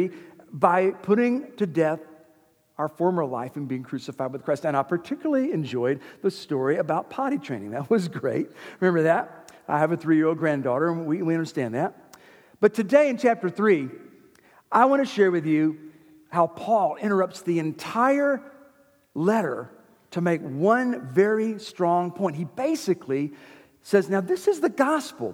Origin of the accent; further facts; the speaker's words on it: Winder, Georgia, United States; I grew up in the Methodist church here in Winder